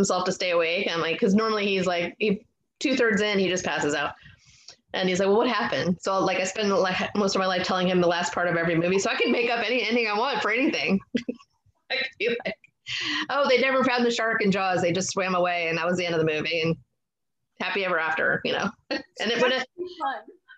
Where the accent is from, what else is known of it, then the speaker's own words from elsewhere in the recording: Fort Lauderdale, Florida, United States; now in Maryland, United States; I grew up in Fort Lauderdale